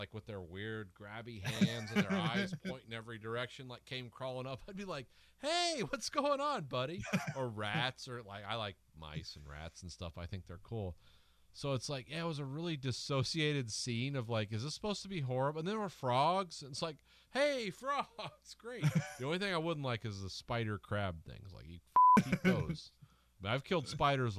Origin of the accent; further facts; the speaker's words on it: Midwest, United States; guys like us from the Midwest